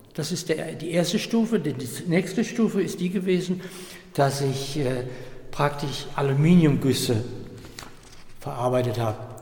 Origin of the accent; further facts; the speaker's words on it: Euskirchen, North Rhine-Westphalia, Germany; Miele in Euskirchen, das ist meine Heimat